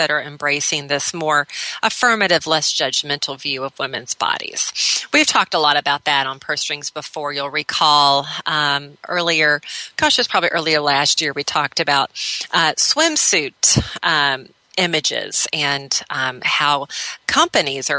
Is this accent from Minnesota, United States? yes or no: yes; Minneapolis, Minnesota, United States; right here in my hometown of Minneapolis, Minnesota